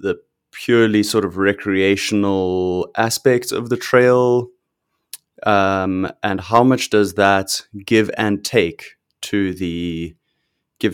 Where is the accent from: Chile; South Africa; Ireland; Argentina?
South Africa; now in Canada; I grew up in South Africa and I now live in Canada